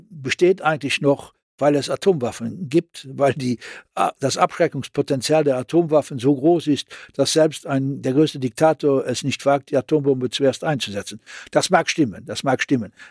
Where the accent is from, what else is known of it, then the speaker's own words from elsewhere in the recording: Luxembourg; als Luxemburger war, und dann als eh, Europäer.